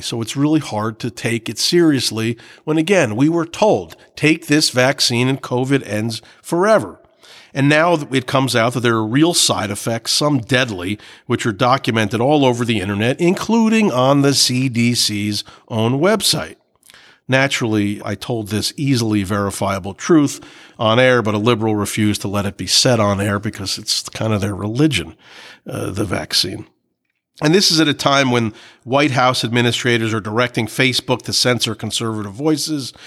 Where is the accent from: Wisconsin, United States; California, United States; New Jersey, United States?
New Jersey, United States; I was from New Jersey